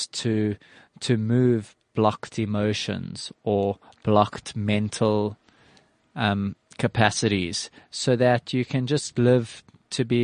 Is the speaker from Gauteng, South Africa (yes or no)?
yes; Johannesburg, Gauteng, South Africa; I grew up in Johannesburg, South Africa